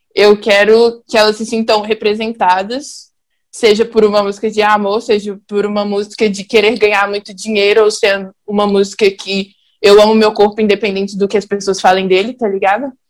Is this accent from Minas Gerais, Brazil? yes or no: yes; Belo Horizonte, Minas Gerais, Brazil; Eu sou da Noroeste, Pedreira Prado Lopes